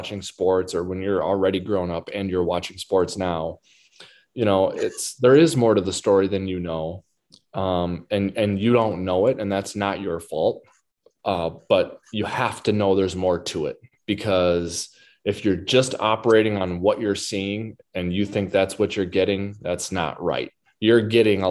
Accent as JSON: {"language": "English", "town": "Waseca", "region": "Minnesota", "country": "United States", "tie": "born or raised there", "said": "growing up in Waseca was great."}